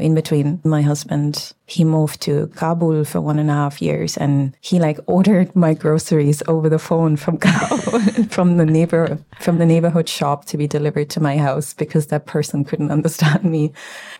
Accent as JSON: {"language": "English", "country": "Germany", "tie": "born or raised there", "moved": "as an adult", "lives_now": "Ireland", "said": "I definitely come from Germany"}